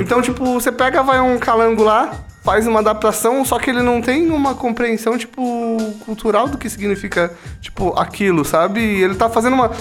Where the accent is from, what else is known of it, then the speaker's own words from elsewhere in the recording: Brazil; Sou brasileiro, nasci no Brasil, eu nasci o quê? Ouvindo falar do Saci Pererê, tipo, das lendas indígenas aqui no Brasil